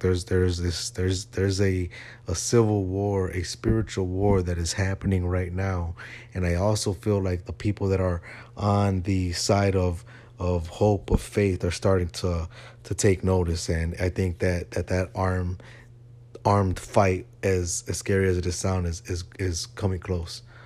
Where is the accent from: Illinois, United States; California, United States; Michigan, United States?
Illinois, United States; Chicago; moved away; my hometown of Chicago. I'm not there anymore.